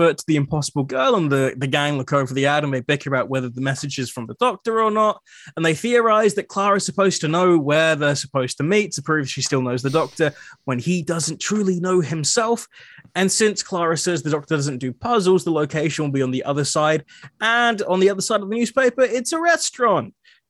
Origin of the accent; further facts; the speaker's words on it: Scotland, United Kingdom; Anyway, but being Scottish is good, so we can complain about things.